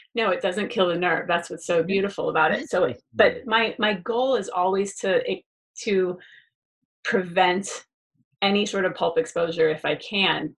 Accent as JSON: {"language": "English", "region": "Florida", "country": "United States", "tie": "born or raised there", "also_born_or_lived": "Gainesville, Florida", "moved": "as an adult", "lives_now": "Beverly Hills, United States", "said": "I'm you know born and raised in Florida for first 30 years of my life."}